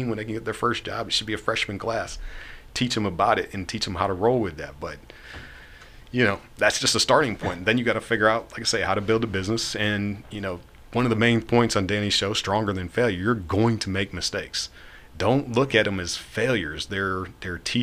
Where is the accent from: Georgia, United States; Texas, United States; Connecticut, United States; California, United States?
Georgia, United States; East Point; I grew up in East Point.